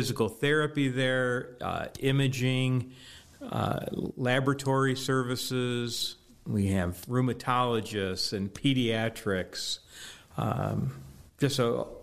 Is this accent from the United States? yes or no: yes; Seven Hills, Ohio, United States; also born or lived in Cleveland; I actually grew up in Seven Hills, so I've been a Ohio resident my entire life